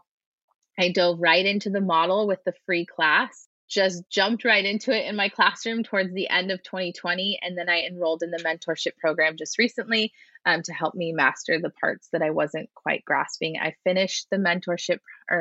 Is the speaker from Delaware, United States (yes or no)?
no; San Diego, California, United States; I'm from San Diego. I work in San Diego